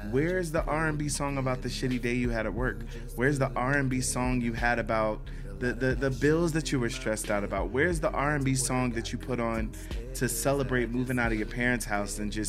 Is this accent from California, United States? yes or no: no; Silver Spring, Maryland, United States; Um, I'm originally from Silver Spring, Maryland, so that is a town right outside of DC. Um, those of us who are from that area just refer to it as the DMV area.